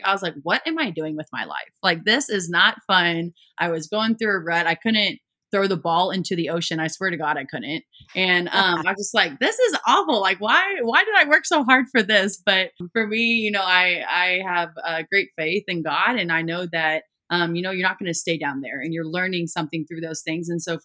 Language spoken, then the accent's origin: English; Columbia, Missouri, United States; I grew up in Columbia, Missouri